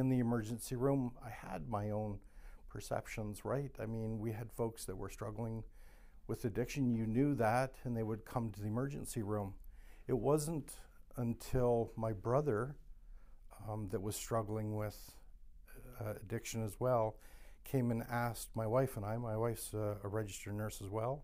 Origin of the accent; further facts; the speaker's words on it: Canada; I'm Canadian. I drive back and forth every day.